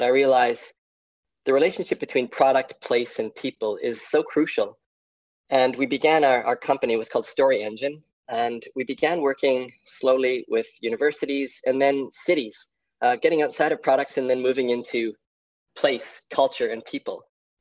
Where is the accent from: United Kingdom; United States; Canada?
Canada; moved away as an adult; now in Tasmania, Australia; I grew up in Canada